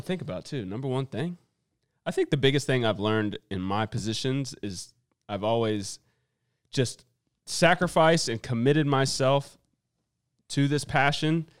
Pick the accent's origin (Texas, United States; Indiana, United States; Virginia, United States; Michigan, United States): Virginia, United States; I'm from Virginia